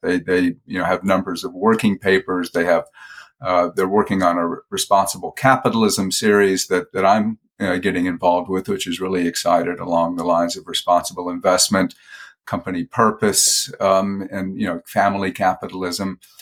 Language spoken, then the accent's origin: English; Atlanta, Georgia, United States; moved away as an adult; also born or lived in Indiana / California; I lived in, I basically grew up in Georgia.